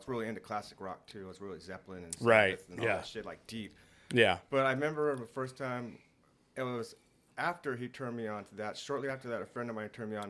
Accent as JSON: {"language": "English", "town": "Oxnard", "region": "California", "country": "United States", "tie": "born or raised there", "said": "I grew up all over Oxnard."}